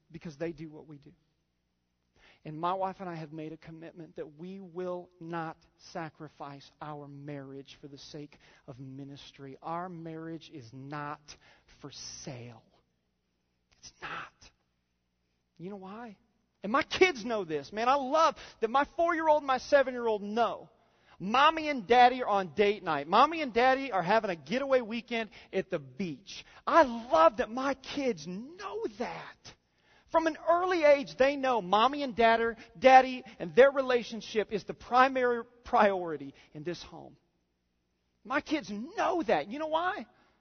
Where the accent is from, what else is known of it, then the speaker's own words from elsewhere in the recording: Indiana, United States; moved away; I grew up in Indiana